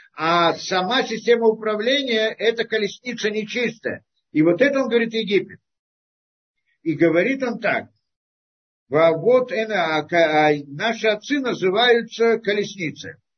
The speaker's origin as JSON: {"language": "Russian", "country": "Russia"}